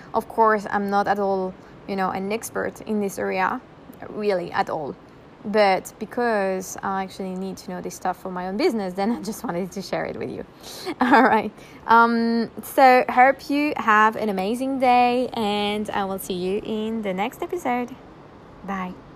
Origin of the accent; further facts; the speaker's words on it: France; now in Bali, Indonesia; I was born in France, right? So I'm a citizen of France